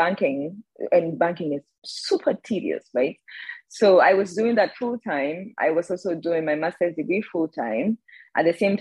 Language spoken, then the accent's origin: English; Ghana; I am currently based in Ghana. I was born and raised in Ghana.